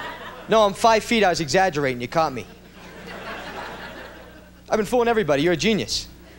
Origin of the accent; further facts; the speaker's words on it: Boston, Massachusetts, United States; moved away; I'm from Boston, Massachusetts. And I'm 5'1".